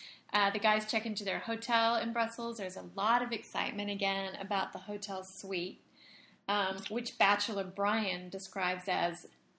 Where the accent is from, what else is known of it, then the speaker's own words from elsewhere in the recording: Australia; I'm Australian.